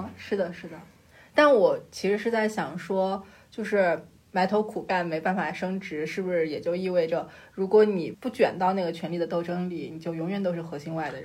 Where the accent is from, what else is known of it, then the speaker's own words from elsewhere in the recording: Shanxi, China; 我是山西人